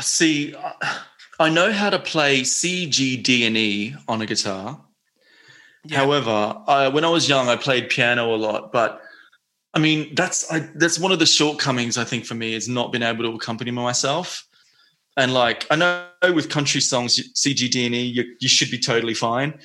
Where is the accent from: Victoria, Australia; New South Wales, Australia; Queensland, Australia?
Queensland, Australia; North; moved away as an adult; also born or lived in Sydney, Australia; now in London, United Kingdom; I'm from North Queensland